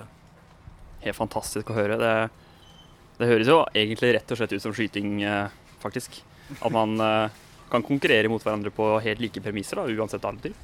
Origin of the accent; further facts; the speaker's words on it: Sarpsborg, Østfold, Norway; samme hjemby som meg